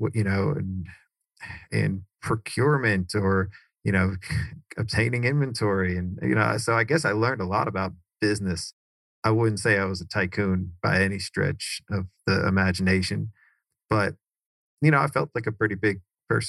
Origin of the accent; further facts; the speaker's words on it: Cary, North Carolina, United States; also born or lived in New York; My parents moved from New York down to Cary, North Carolina, which is right next to Raleigh.